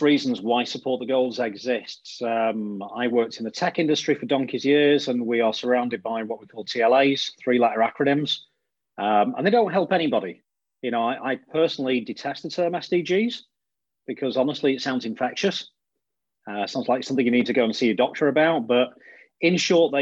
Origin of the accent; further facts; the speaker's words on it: Blackpool, North West England, United Kingdom; moved away; I'm from Blackpool in the northwest of the UK originally.